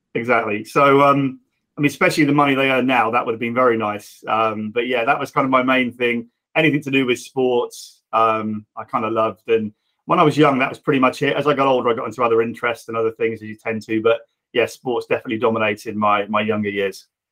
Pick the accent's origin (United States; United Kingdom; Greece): United Kingdom; Reading, South East England; I'm Reading born and bred and still here